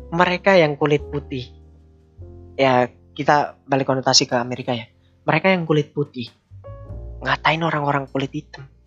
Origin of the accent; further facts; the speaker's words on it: Indonesia; kita Indonesia